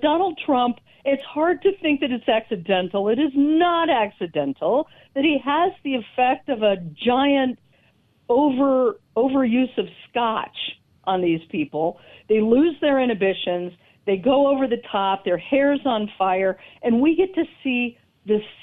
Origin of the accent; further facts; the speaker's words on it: Denver, Colorado, United States; I am in Colorado, and I'm a native of Denver.